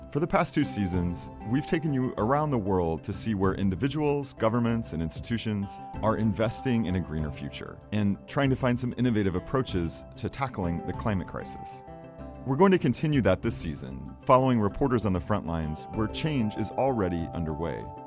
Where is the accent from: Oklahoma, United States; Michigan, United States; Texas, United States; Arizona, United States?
Oklahoma, United States; moved away; I grew up in Oklahoma, which is an oil and gas state